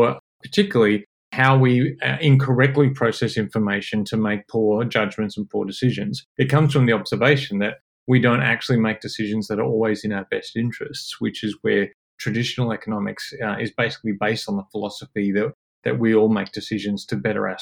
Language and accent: English; Parkes, New South Wales, Australia; I grew up in Parkes in central New South Wales.